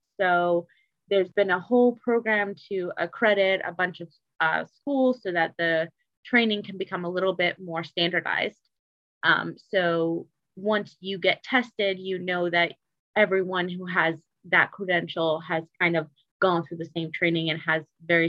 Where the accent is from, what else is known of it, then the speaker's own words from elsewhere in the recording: Detroit, Michigan, United States; also born or lived in Seattle / Chicago / Cincinnati; now in Baltimore, United States; So I'm originally from Detroit, Michigan, but I've kind of been all over. So I've lived in Seattle, Chicago, Cincinnati, and I'm now in Baltimore.